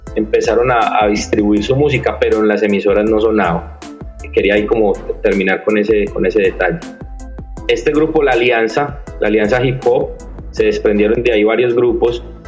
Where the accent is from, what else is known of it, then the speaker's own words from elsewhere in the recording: Medellín, Antioquia, Colombia; accent: paisa, interior; Yo soy de la ciudad de Medellín.